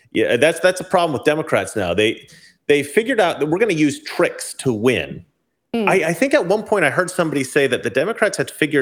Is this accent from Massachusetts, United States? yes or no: no; Oregon, United States; I'm from Oregon